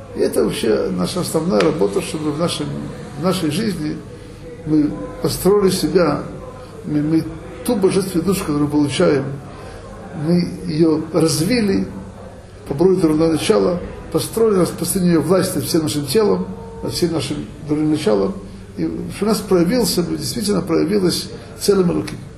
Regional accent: Odesa, Odesa Oblast, Ukraine; moved away; евреям, как я, который вырос в Одессе

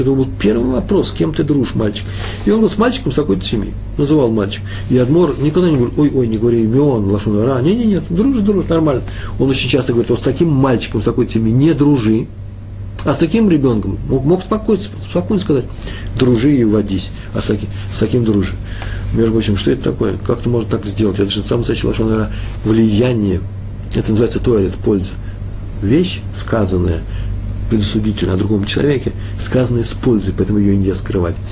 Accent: Russia; moved away; я же из России, я из того мира

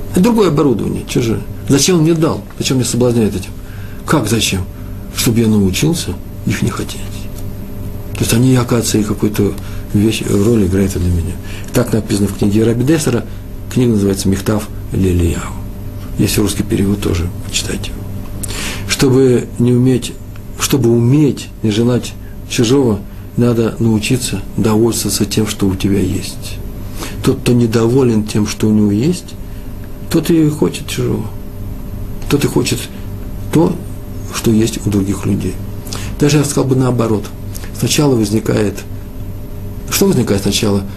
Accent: Moscow, Russia; now in Israel; Я из Москвы

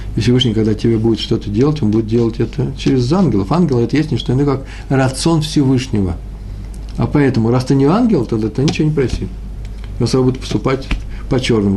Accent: Moscow, Russia; accent: Moscow; я москвич

